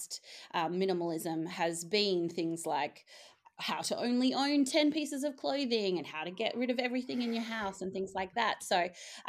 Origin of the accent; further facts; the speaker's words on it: Australia; moved away as an adult; also born or lived in Singapore / Netherlands; now in Maastricht, Netherlands; you can probably tell from my accent, I'm Australian